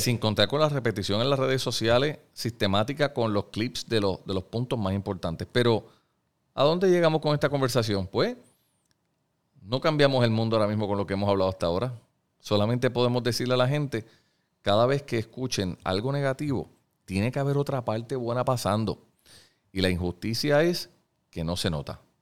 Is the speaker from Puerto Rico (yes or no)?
yes; Puerto Rico; lo que somos los puertorriqueños, los hombres y mujeres que vivimos aquí